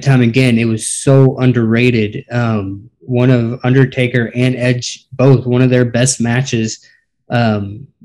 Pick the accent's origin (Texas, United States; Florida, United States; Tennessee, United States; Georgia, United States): Texas, United States; Dallas; my hometown